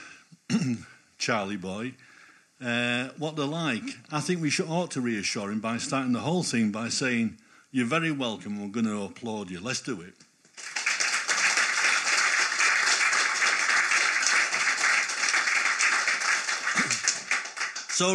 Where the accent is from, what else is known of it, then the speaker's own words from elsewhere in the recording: Normanton, Yorkshire and the Humber, United Kingdom; now in Harrogate, United Kingdom; I'm from Normanton